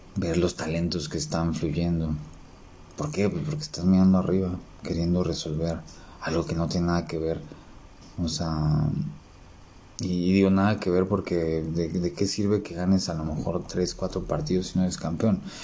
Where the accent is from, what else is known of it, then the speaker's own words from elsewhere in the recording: Mexico City, Mexico; como buen chilango